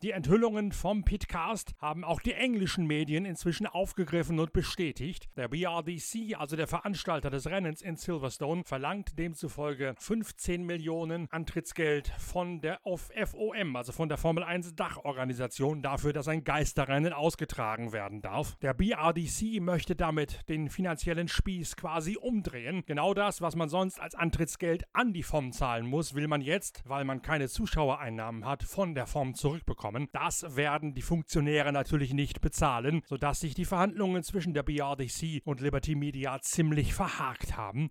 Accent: Westerende, Lower Saxony, Germany; moved away; ein TuS Westerende, der Fußballverein in meiner alten Heimat

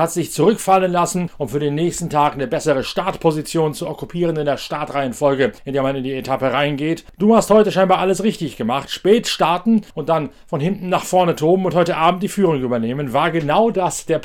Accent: Northern Germany, Germany; Oder ist das nur noch ein Rolling Home, wie ich es immer so schön sage als Norddeutscher?

